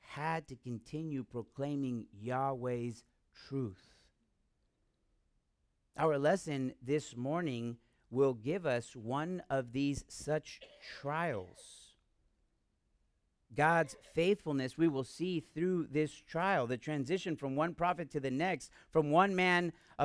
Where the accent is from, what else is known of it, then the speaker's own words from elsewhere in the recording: United States; I'm American